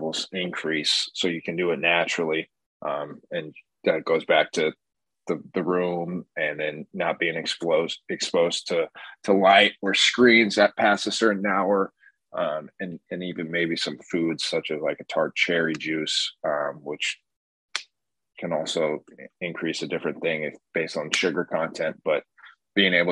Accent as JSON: {"language": "English", "region": "West Coast", "country": "United States", "tie": "born or raised there", "said": "growing up on the West Coast"}